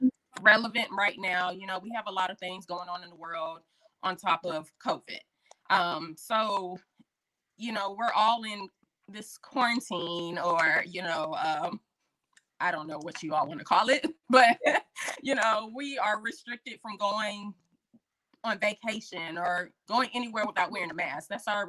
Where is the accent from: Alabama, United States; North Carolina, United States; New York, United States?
North Carolina, United States; Fayetteville; also born or lived in military bases; Again, I am from Fayetteville, North Carolina. I was a military brat, but North Carolina is home.